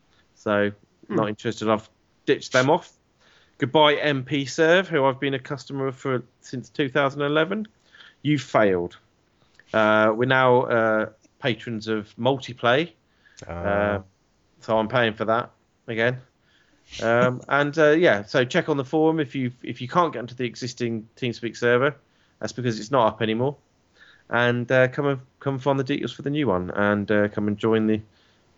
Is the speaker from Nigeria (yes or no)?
no; England, United Kingdom; an Englishman.